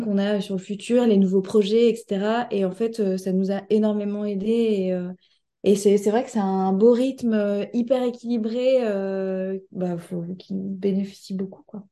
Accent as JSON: {"language": "French", "town": "Caen", "region": "Normandy", "country": "France", "tie": "born or raised there", "also_born_or_lived": "Paris", "moved": "as an adult", "lives_now": "Caen, France", "said": "je suis native de Caen"}